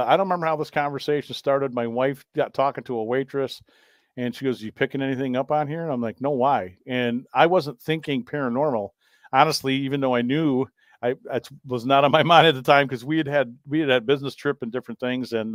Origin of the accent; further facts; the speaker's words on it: Kalamazoo, Portage, Michigan, United States; where we were from. We said, well, Kalamazoo, Portage